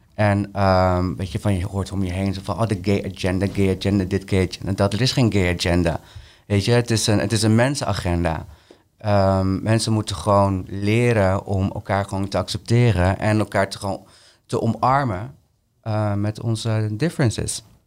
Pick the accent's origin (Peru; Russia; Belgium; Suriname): Peru; now in Netherlands; mijn moederland, Peru